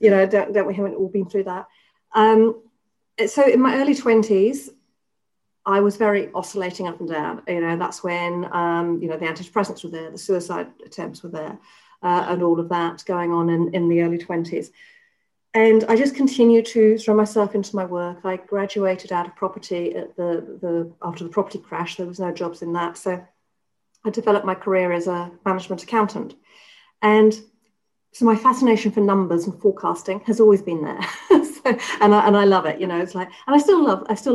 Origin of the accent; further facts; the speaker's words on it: England, United Kingdom; moved away as an adult; So I was brought up in England. I spent the first 30 years of my life in England.